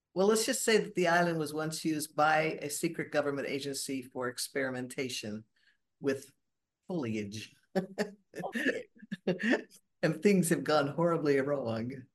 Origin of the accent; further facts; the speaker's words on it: Borrego Springs, California, United States; now in Seattle, United States; I was born and raised actually in the Southern California desert, uh, de Borrego